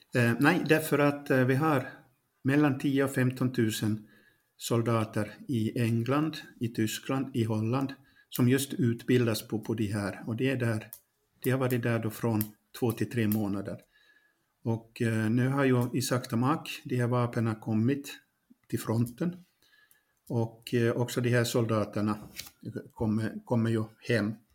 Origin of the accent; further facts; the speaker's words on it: Pedersöre, Ostrobothnia, Finland; moved away as an adult; now in Ukraine; Jag är barnfödd i Poromo. Eh, idag så heter den kommun Pedersöre, det är i Österbotten.